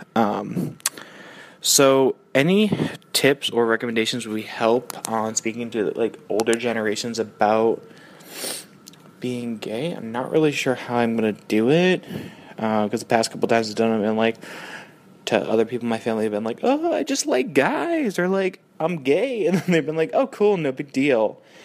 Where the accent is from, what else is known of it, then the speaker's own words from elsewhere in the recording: Boston, Massachusetts, United States; moved away; I grew up kind of in Dorchester area.